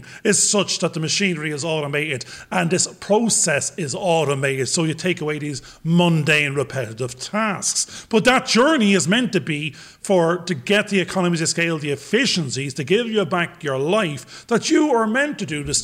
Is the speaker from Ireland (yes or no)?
yes; Ireland; accent: Irish; I'm an Irish paddy, being that I am